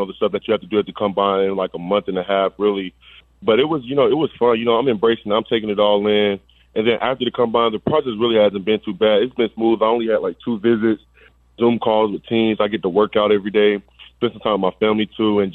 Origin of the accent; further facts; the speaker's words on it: Georgia, United States; I'm from Georgia, so we have this place called like Atlanta